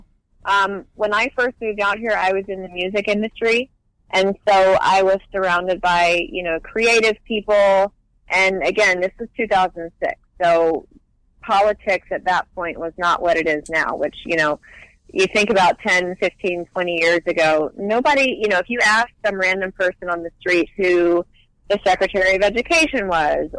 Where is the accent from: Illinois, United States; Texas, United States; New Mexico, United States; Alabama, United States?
Alabama, United States; Hoover; moved away as an adult; also born or lived in Nashville, Tennessee; now in Los Angeles, United States; I grew up, technically I was born in Nashville. I lived in Nashville until I was 8, and then we moved to Hoover, which is a suburb outside of Birmingham.